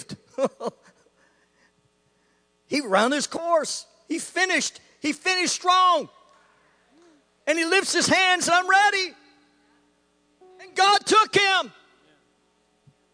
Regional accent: Canada; I grew up in Canada

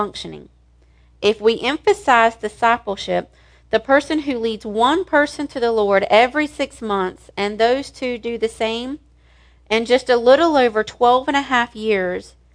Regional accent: the South, United States; I was raised in the South.

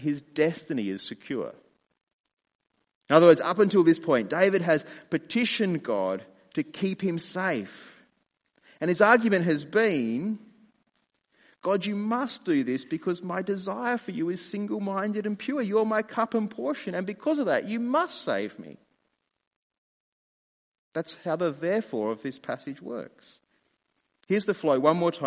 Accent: Australia; I'm a dad, I'm a husband, I'm an Australian, I'm a pastor

